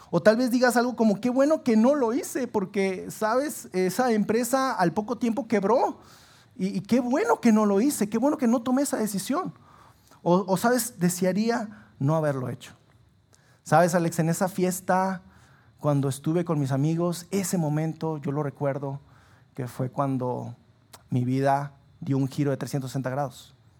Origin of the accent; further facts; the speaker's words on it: Sabinas, Coahuila, Mexico; moved away as an adult; now in Saltillo, Mexico; yo soy originario de Sabinas